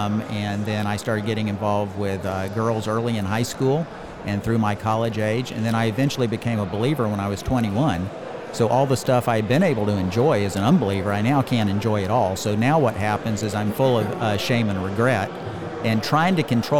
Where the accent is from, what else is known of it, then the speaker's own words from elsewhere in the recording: Leesburg, Florida, United States; Leesburg, Florida.